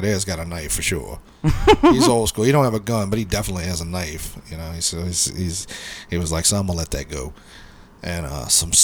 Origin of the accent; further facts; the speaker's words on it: New Orleans, Louisiana, United States; also born or lived in Orlando, Florida; I grew up on the West Bank